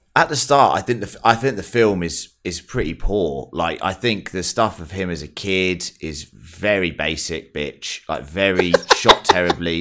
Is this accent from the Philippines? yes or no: no; England, United Kingdom; I'm English.